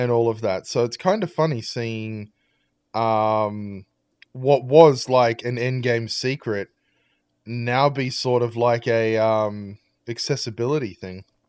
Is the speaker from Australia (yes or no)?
yes; Australia; my, uh, my home country